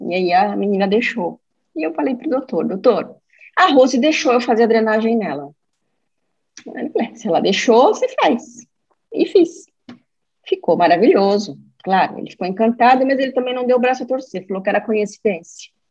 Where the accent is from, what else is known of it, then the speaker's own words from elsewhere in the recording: São Paulo, Brazil; É, eu sou de São Paulo, é, trabalho com.